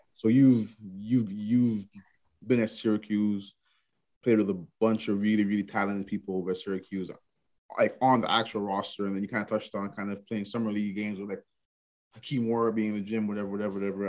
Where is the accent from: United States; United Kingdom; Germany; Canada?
Canada; Toronto, Ontario; I'm from Toronto